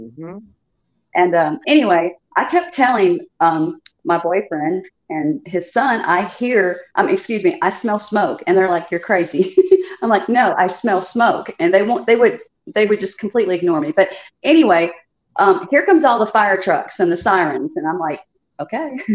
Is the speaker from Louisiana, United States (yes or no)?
no; Chicago, Illinois, United States; also born or lived in the South (US); now in the South, United States; I'm originally from Chicago, but I've been in the South for many many